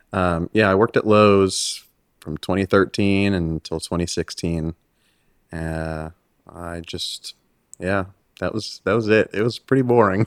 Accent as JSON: {"language": "English", "town": "Freeport", "region": "New York", "country": "United States", "tie": "born or raised there", "also_born_or_lived": "Los Angeles, California / Hawthorne, California", "moved": "yes", "said": "I moved when I was nine to New York"}